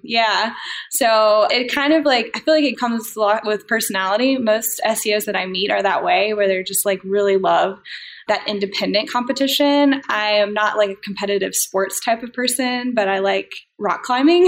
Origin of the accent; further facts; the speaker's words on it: Durham, North Carolina, United States; moved away as an adult; also born or lived in Colorado; Then I uh, moved back home. I'm originally from Durham, North Carolina.